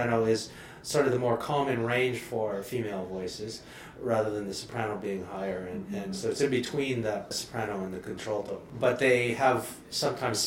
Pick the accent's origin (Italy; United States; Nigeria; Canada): Canada; Toronto, Ontario; I grew up in Toronto